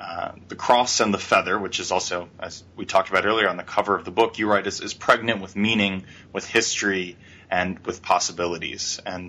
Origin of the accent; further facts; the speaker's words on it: New York, United States; Even though I grew up in the New York area